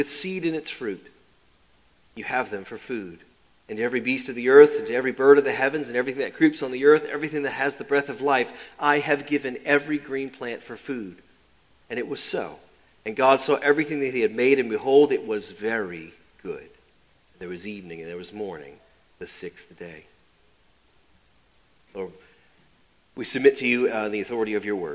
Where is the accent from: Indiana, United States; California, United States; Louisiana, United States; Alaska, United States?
Louisiana, United States; New Orleans; Growing up in New Orleans, that was PBS